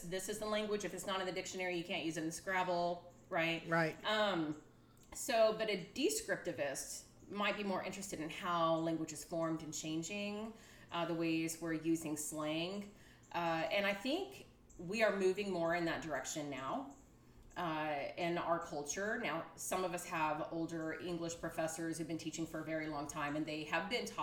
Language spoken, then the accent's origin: English; Texas, United States; I am from Texas.